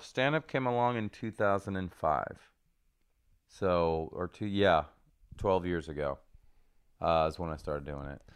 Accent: Seattle, Washington, United States; moved away; also born or lived in Rome, Italy / New Jersey; I grew up there

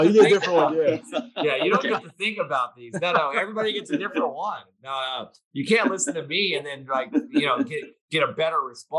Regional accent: Bakersfield, California, United States; my hometown of Bakersfield

